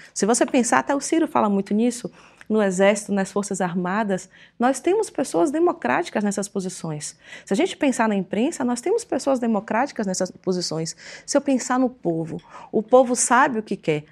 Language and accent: Portuguese; Ilhéus area, Bahia, Brazil; numa garagem em Ilhéus, que é já, já na minha terra